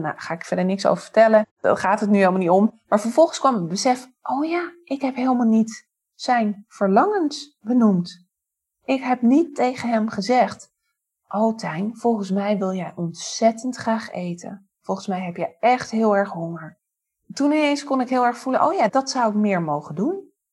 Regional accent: Amstelveen, North Holland, Netherlands; moved away as an adult; now in Haarlem, Netherlands; Daarvoor dus opgegroeid in Amstelveen, geboren en getogen

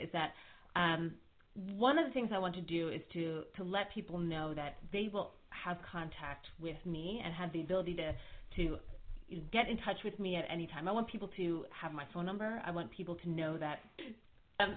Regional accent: Philadelphia, Pennsylvania, United States; moved away as an adult; now in Maryland, United States; I grew up in Philadelphia

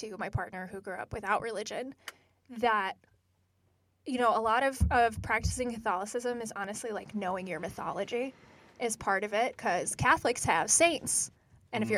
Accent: United States; I'm very unique as an American child

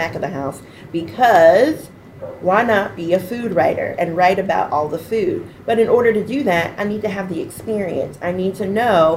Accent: the Triad, North Carolina, United States; I grew up here in the Triad. I live in Winston-Salem, that's where I make my home

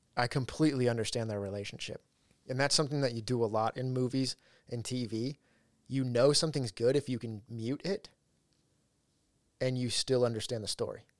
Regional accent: Ridgecrest, California, United States; one of the houses we lived in, in, in my hometown, Ridgecrest

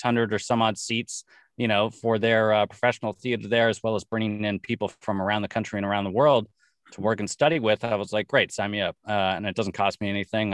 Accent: Los Angeles, California, United States; born and raised in Los Angeles

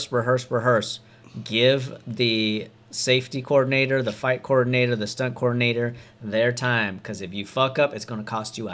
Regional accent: Modesto, California, United States; Modesto, California.

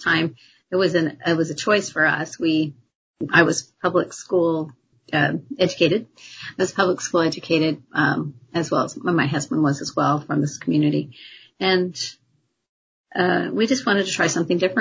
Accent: Longview, Washington, United States; I grew up pretty much in Longview

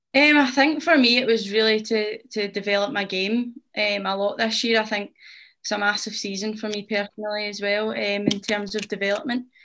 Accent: Rutherglen, Scotland, United Kingdom; I'm from Glasgow. Um, I'm from Rutherglen and I've lived here my whole life

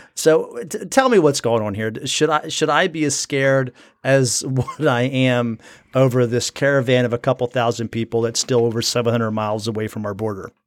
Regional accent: United States; I'm born in America

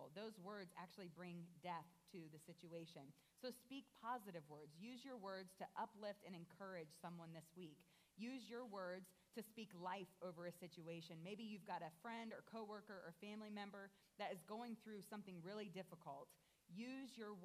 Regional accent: Columbus, Ohio, United States; now in Fort Wayne, United States; I grew up in Columbus, Ohio, which is very large compared to Fort Wayne

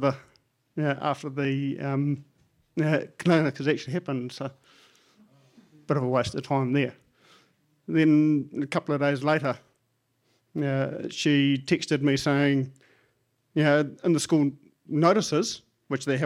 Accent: Lower Hutt, Wellington, New Zealand; I'm from Taita in Lower Hutt.

